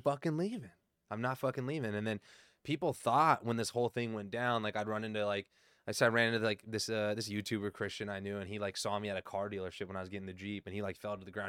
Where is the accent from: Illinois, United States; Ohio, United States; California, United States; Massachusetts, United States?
California, United States; Southern; I'm still from SoCal